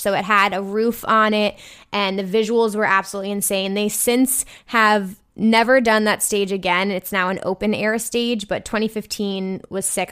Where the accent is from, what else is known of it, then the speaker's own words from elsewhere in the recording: New Jersey, United States; I'm from New Jersey